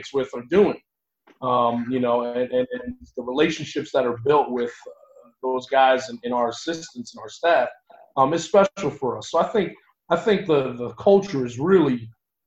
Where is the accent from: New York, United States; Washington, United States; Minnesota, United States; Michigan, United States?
New York, United States; moved away as an adult; also born or lived in Long Island / Ithaca, New York; now in Tampa, United States; I'm originally born and raised in New York.